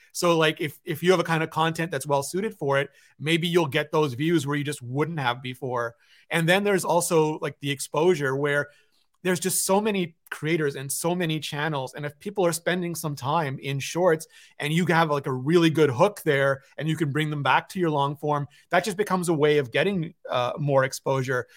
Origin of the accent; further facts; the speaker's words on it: Canada; I'm Canadian